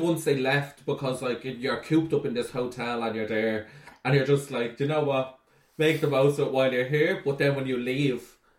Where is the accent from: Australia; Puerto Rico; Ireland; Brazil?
Ireland; Ballymun, Leinster; But you have to say, disclaimer, I'm from Ballymun, so I can say that.